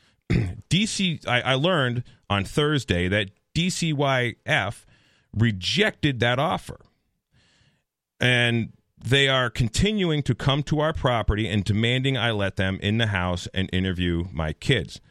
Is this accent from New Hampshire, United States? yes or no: yes; Henniker, New Hampshire, United States; I'm from Henniker, New Hampshire